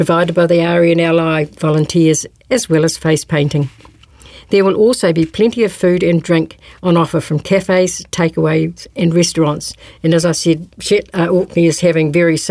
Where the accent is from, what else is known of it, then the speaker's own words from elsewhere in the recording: North Otago, New Zealand; I came from North Otago